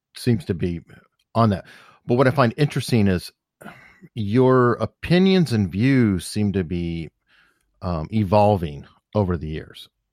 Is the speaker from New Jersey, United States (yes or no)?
no; Tucson, Arizona, United States; I grew up on the northwest part of town